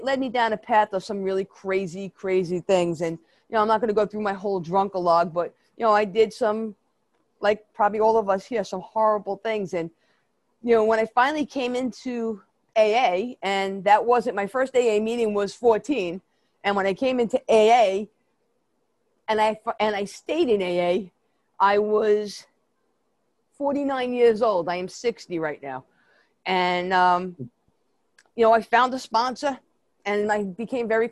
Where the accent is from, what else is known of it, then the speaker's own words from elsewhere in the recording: New York City, New York, United States; accent: Brooklyn; I grew up in Brooklyn, if you can't tell my New York accent, it's really a Brooklyn accent